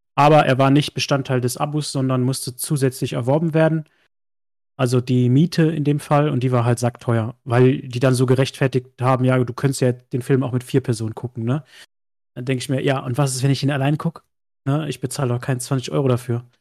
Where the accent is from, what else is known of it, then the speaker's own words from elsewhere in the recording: Westerwald, Rhineland-Palatinate, Germany; moved away; ich komme ja ursprünglich aus dem Westerwald, ganz, ganz tief irgendwo aus dem letzten Loch